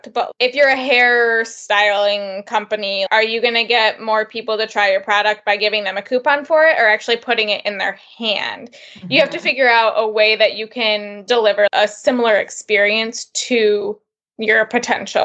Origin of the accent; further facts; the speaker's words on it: Midwest, United States; We're from the Midwest, and we're just like some corn-fed girls